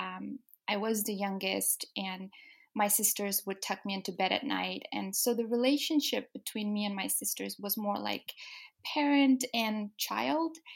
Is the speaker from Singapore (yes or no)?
no; Denmark; moved away as an adult; now in England, United Kingdom; I was born and raised in Denmark, so I've lived there my whole life.